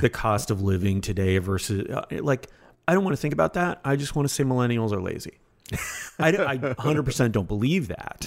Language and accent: English; Florida, United States; also born or lived in Canada; my family was moving down to Florida